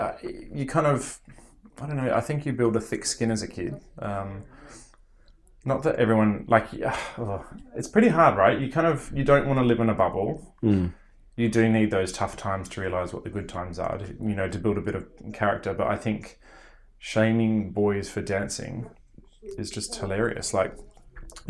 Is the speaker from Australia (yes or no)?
yes; Australia; moved away; living in Australia and growing up in Australia